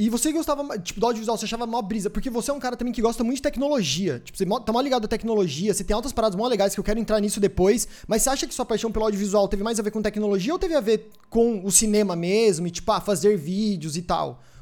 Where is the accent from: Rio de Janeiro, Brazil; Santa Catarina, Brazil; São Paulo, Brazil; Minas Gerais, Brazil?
São Paulo, Brazil; Sorocaba; now in São Paulo, Brazil; Porque eu saí de Sorocaba, vim pra cá